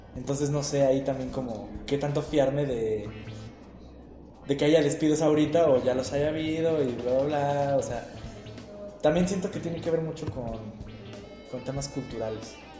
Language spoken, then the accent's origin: Spanish; Querétaro, Mexico; yo soy parte de los conservadores queretanos en secreto